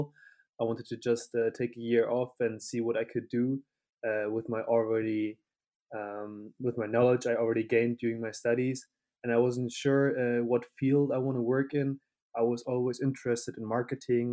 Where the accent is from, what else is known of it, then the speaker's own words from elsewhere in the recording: Hanover, Lower Saxony, Germany; moved away as an adult; also born or lived in Leeuwarden, Netherlands / Madrid, Spain; now in Cologne, Germany; from Hanover, Northern Germany